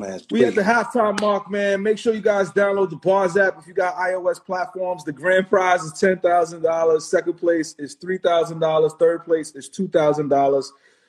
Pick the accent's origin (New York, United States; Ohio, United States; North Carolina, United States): North Carolina, United States; I'm from North Carolina.